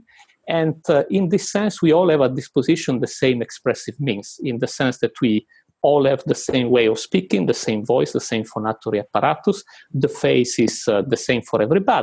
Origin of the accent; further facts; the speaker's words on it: Italy; moved away as an adult; now in United Kingdom; when I moved to the UK, I'm originally from Italy